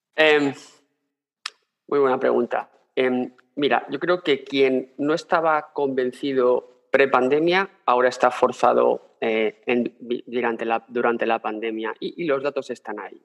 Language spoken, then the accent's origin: Spanish; Spain; moved away as an adult; also born or lived in Berlin; mi mujer y yo somos españoles